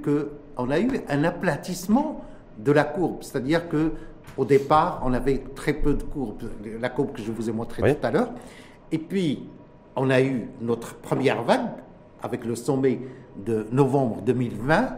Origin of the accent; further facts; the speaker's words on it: Morocco; chez nous, au Maroc